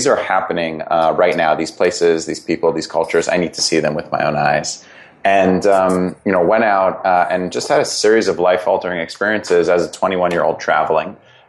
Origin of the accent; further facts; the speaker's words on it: Connecticut, United States; I'd kind of lived from growing up in Fairfield County, Connecticut. Then I went to school at Brown University in Providence, Rhode Island. I'd never really left New England.